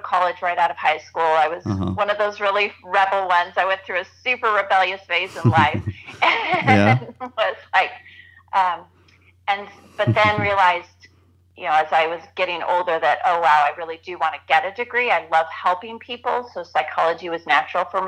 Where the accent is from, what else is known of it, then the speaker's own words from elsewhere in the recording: Southern California, United States; moved away as an adult; also born or lived in northern Arizona; now in Arizona, United States; I grew up in Southern California